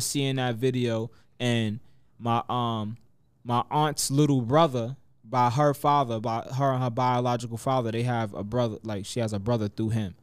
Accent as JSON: {"language": "English", "town": "Mount Vernon", "region": "New York", "country": "United States", "tie": "born or raised there", "also_born_or_lived": "Yonkers, New York", "moved": "as an adult", "lives_now": "Atlanta, United States", "said": "I grew up in Mount Vernon"}